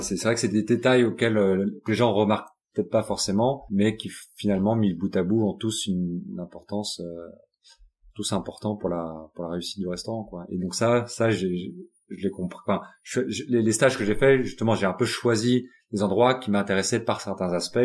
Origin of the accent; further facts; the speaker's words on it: Paris, Île-de-France, France; moved away as an adult; also born or lived in Japan / United States; J'ai grandi euh, à Paris